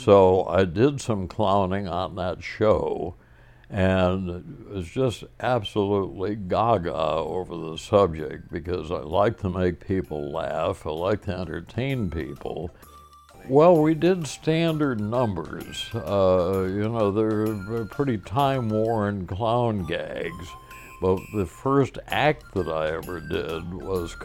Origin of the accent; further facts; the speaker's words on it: Bristol, Connecticut, United States; Bristol, Connecticut is my hometown.